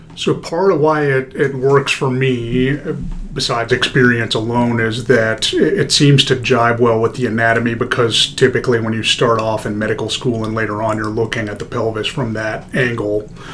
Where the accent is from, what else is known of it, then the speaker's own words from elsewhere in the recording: Denver, Colorado, United States; moved away as an adult; also born or lived in Kansas / Des Moines, Iowa; I was born in Denver, Colorado, 1985